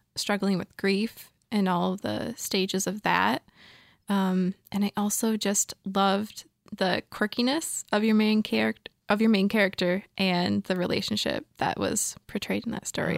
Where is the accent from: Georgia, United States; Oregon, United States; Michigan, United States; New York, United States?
Michigan, United States; I moved elsewhere in my home state of Michigan